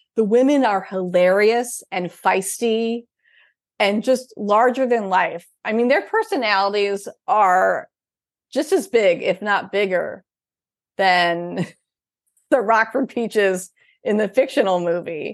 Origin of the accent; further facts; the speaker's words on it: Upper Midwest, United States; I'm from the Upper Midwest